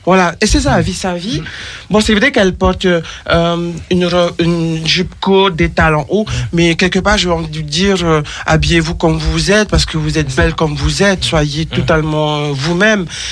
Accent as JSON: {"language": "French", "country": "French Polynesia", "moved": "yes", "lives_now": "France", "said": "je viens de Tahiti, les saisons je les connaissais pas."}